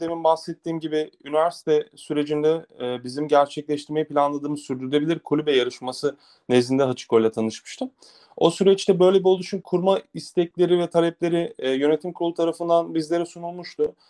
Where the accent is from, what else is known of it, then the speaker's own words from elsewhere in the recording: Antalya, Turkey; Antalya'da doğdum ben